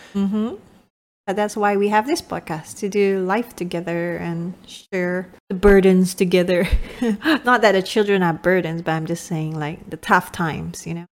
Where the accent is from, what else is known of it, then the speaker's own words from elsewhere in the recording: Malaysia; moved away; I'm speaking from, from my home country, Malaysia